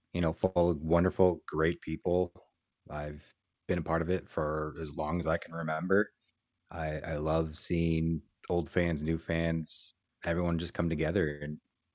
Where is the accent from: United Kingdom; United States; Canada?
United States; Pacific Northwest; I grew up in the Pacific Northwest, all over the West Coast